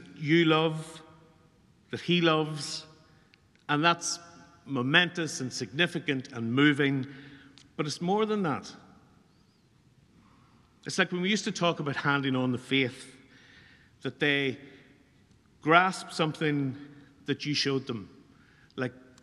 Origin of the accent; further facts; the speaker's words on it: Newry, Northern Ireland, United Kingdom; We come down from Newry to Dublin for a big competition when I was about 17